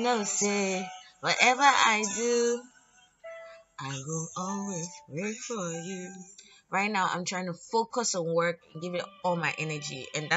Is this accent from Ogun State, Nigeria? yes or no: no; Lagos, Nigeria; being born and raised in Lagos